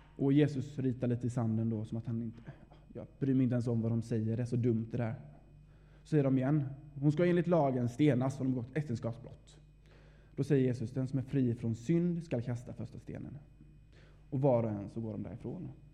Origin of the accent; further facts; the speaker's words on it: Vaggeryd, Jönköping County, Sweden; moved away as an adult; now in Uppsala, Sweden; är född och uppvuxen här i Vaggeryd